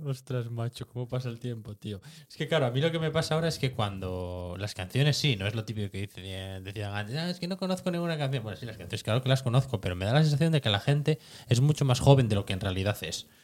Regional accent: Cerredo, Asturias, Spain; yo como nací eh, y viví en Cerredo siempre

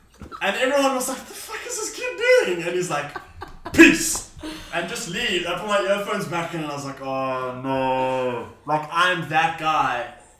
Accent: South Africa; I'm from South Africa.

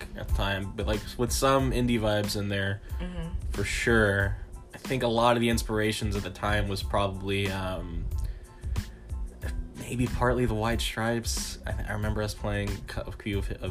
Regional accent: Fort Worth, Texas, United States; I'm from Fort Worth, okay. Texas, first of all, and I went to Wedgwood Sixth Grade Center for sixth grade and started band there, and then Wedgwood Middle School, which is just a block from my house, my parents' house

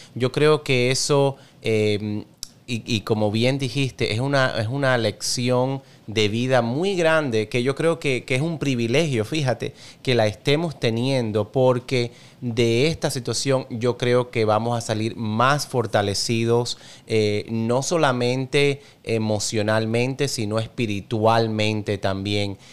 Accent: Cuba; como tú soy cubano

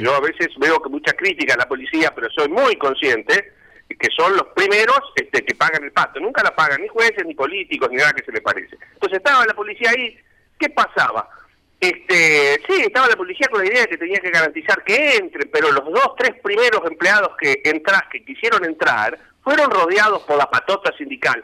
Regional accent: Avellaneda, Buenos Aires Province, Argentina; Yo soy de Avellaneda, soy de Avellaneda trabajo para empresas de Avellaneda

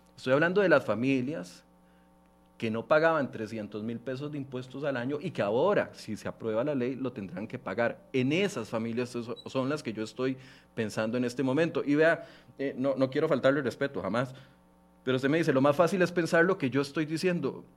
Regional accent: Costa Rica; como ministro y como costarricense

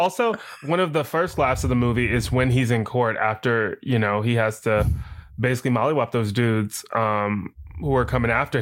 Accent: the South, United States; accent: Southern; I am from the South, and so obviously I am able to do this accent fairly well

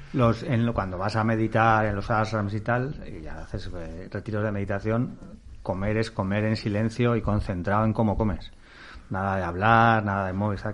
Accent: Castile, Spain; como mi padre soy castellano

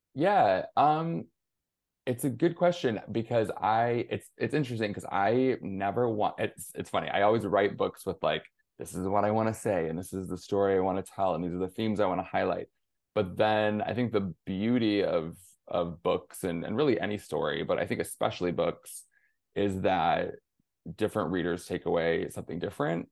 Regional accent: near Flint, Michigan, United States; I'm originally from Michigan, grew up in small town, rural, Rust Belt sort of town, um, just outside of Flint, Michigan

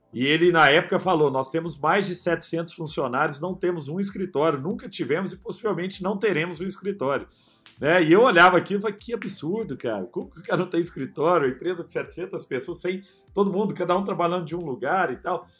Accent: Araguari, Minas Gerais, Brazil; E eu sou um cara do interior, né? Sou nascido em Araguari, Herigueri, Triângulo Mineiro

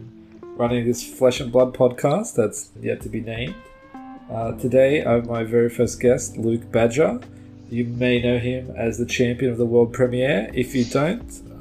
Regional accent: Australia; I'm from Australia

